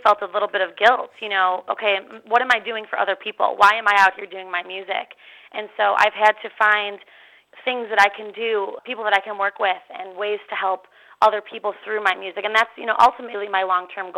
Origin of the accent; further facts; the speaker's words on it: Chicago, Illinois, United States; moved away as an adult; now in Nashville, United States; the summer that we have here in Chicago